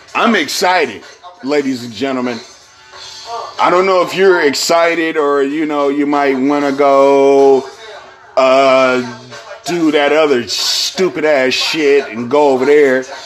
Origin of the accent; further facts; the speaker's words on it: San Francisco, California, United States; where I am from San Francisco, California